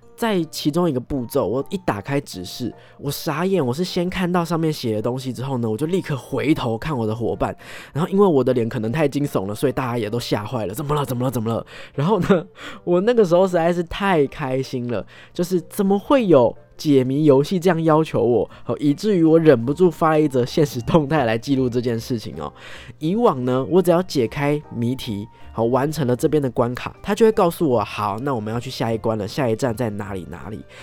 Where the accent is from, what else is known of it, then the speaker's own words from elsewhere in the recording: Taipei, Taiwan; 身为土生土长的台北怂吼